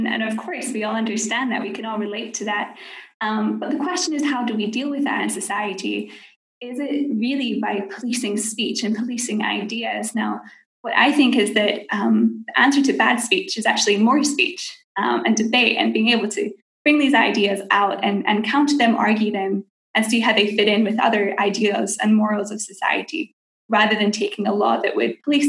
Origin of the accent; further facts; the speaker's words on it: Scotland, United Kingdom; now in Geneva, Switzerland; I'm Scottish originally, if you can't tell, but I live in Geneva now in Switzerland.